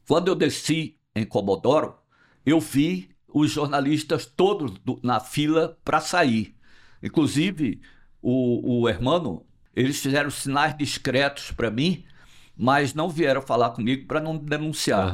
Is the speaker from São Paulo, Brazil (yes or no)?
no; foot of the Serra do Araripe, sertão of Ceará, Brazil; accent: nordestino; eu sou nordestino, do sertão do Ceará. Nasci no pé da Serra do Araripe, vivo no Nordeste, não vou sair nunca do Nordeste